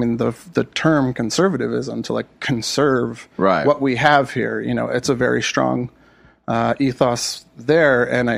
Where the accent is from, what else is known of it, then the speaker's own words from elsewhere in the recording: California, United States; I could speak from experience where I grew up in the Antelope Valley, traditionally very conservative part of, especially for California, very conservative state.